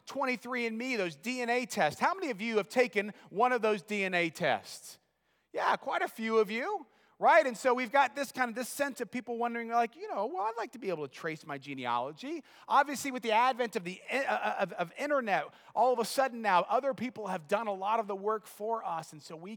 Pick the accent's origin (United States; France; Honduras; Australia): United States; I've always been American